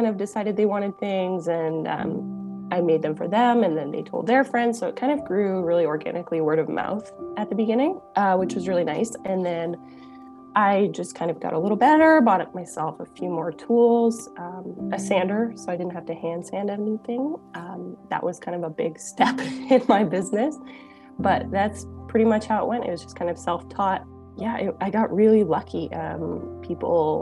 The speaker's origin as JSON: {"language": "English", "region": "Ontario", "country": "Canada", "tie": "born or raised there", "moved": "as an adult", "lives_now": "Saskatchewan, Canada", "said": "So I'm originally born and bred in Ontario, and then moved to Saskatchewan, which is a few provinces west"}